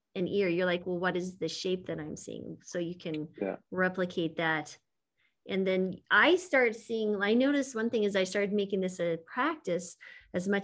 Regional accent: New Mexico, United States; moved away; I'm from New Mexico originally, but not Santa Fe

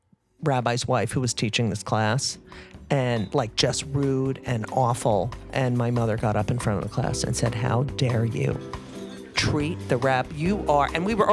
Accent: New Jersey, United States; my hometown paper, the Star Ledger

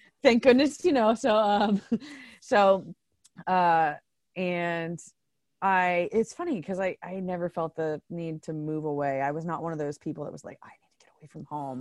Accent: Circleville, Ohio, United States; I was born and raised in Circleville, Ohio

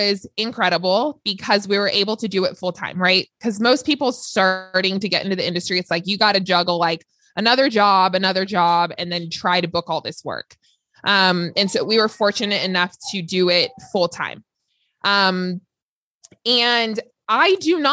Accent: Los Angeles, California, United States; I grew up in LA, so I am from Los Angeles, born and raised

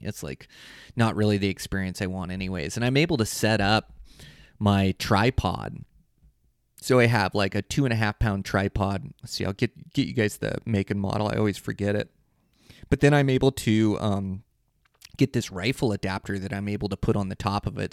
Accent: Western Washington, United States; now in Montana, United States; I come from Western Washington hunting blacktails

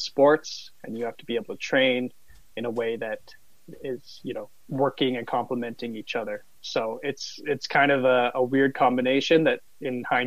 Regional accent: Calgary, Alberta, Canada; I grew up in Calgary, just about 10 minutes from Canada Olympic Park

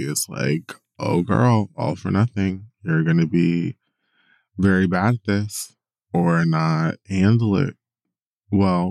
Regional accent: Miami, Florida, United States; my hometown of Miami

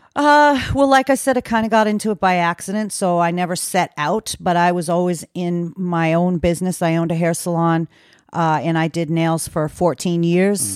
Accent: Maine, United States; moved away; I came back to Maine, which is my hometown

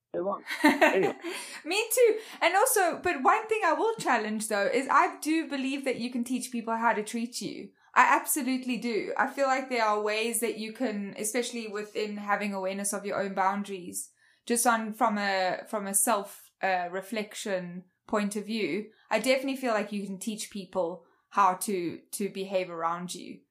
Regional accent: South Africa; accent: South African; now in United States; I'm from South Africa

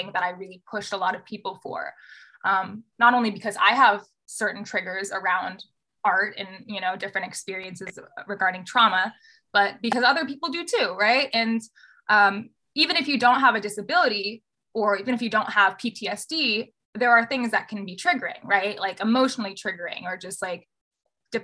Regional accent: Southern California, United States; moved away as an adult; also born or lived in Bay Area; I was also born in Southern California and was raised there and then moved to the Bay Area for school

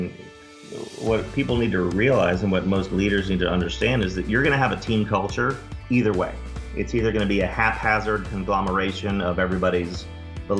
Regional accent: Dallas, Texas, United States; moved away as an adult; I grew up in Dallas, went to SMU for undergrad

